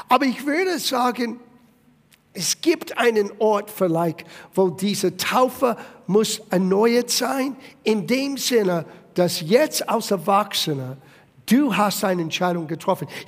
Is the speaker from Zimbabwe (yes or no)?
no; Italy; Ich war selber aus, ähm, als Italiener, aus einer katholischen Familie, äh, meine Eltern haben mich getauft, als ich ein kleines Baby war.